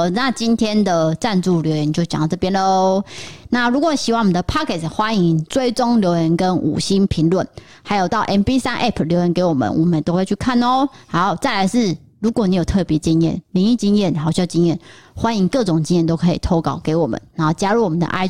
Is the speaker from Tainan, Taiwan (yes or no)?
yes; Tainan, Taiwan; 他说你哪里人？我说哦，我我从台南来的这样，我就是真的演得很慌张哦。